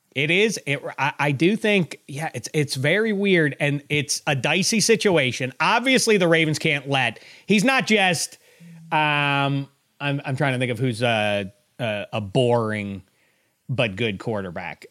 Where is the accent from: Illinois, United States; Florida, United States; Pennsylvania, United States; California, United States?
Pennsylvania, United States; Pittsburgh; I was from Pittsburgh